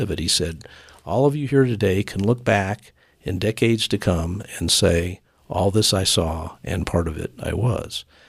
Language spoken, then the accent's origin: English; Colorado Springs, Colorado, United States; this is my hometown. I've lived here all my life.